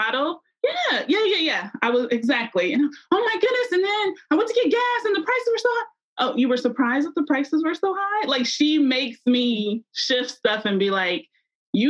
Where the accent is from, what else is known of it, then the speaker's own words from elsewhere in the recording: Columbus, Ohio, United States; now in Cincinnati, United States; I'm from Columbus, Ohio, which has Ohio State